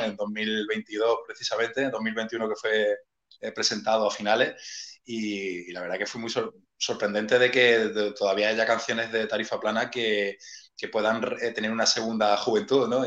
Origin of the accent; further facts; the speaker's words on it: Málaga, Andalusia, Spain; yo soy de Málaga capital, del barrio de Welling